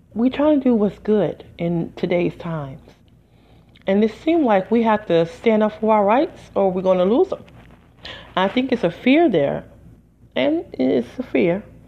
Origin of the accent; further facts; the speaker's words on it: United States; I'm just an American